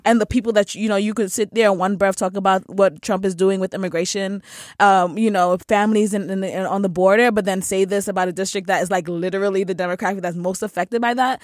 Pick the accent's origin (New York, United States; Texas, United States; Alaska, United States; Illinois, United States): New York, United States; New York City; I grew up in the Bronx.